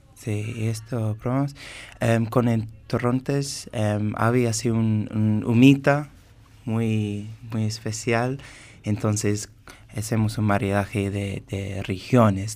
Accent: England, United Kingdom; Spanish is a second language; moved away as an adult; now in Mendoza, Argentina; soy inglés y estuve trabajando como sommelier

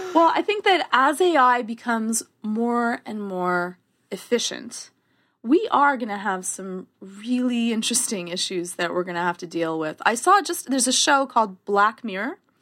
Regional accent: Canada; accent: Canadian; my Canadian accent

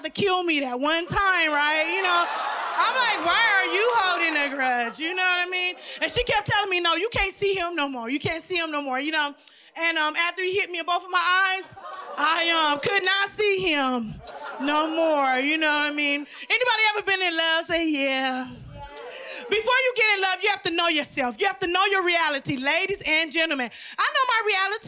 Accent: Lynwood, California, United States; I was raised in a Latino neighborhood. I'm from Linwood

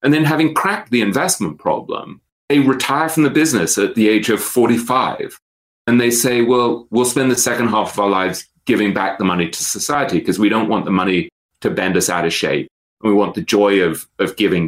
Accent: England, United Kingdom; now in New York, United States; I'm an English writer living in New York. I'm a Jew who went to Eton, the poshest, oldest English school

